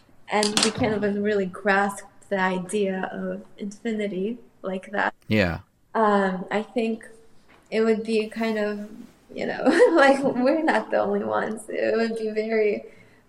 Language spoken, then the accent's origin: English; Moscow, Russia; English is a second language; also born or lived in Armenia; I was born in Armenia, and when we moved to Moscow, I was 3. And I know it's very young age, but I still remember us moving at that age.